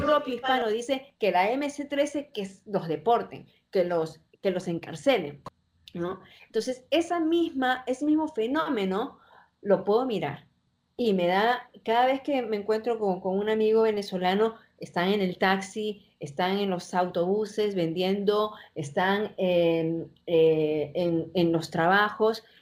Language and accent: Spanish; Peru; now in United States; siendo yo peruana, pero viviendo en el extranjero